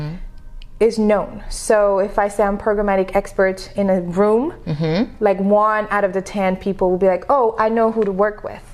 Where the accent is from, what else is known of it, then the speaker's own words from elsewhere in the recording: Senegal; first language French; English is a second language; moved away as an adult; now in United States; But I was born and raised in Senegal, which is a small country in Africa. And Senegal was colonized by France. That's why the first language is French.